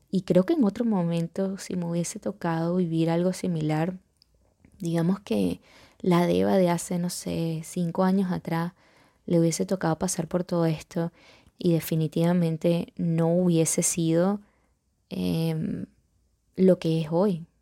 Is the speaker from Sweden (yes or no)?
no; Venezuela